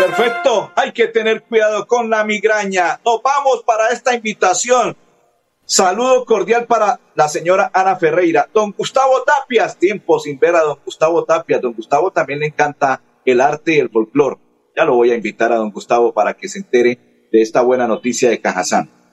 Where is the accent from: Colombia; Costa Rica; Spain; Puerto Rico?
Colombia; Santander; nuestro departamento de Santander